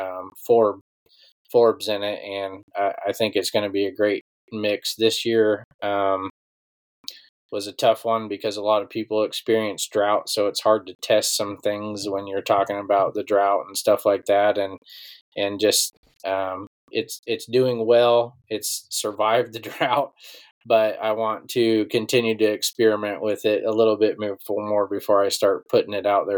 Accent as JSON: {"language": "English", "region": "Iowa", "country": "United States", "said": "it's basically my hometown crowd there"}